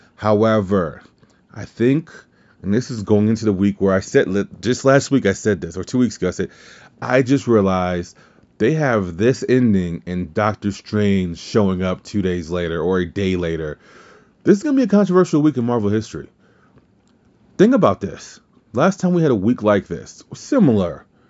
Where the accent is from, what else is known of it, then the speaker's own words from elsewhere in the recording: the South, United States; I'm from the South